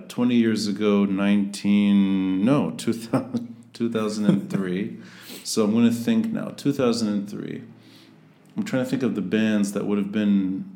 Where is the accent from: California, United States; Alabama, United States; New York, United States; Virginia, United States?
Virginia, United States; moved away; there's a few years I lived in Virginia, yeah. And he apparently grew up very close to where I grew up in Virginia.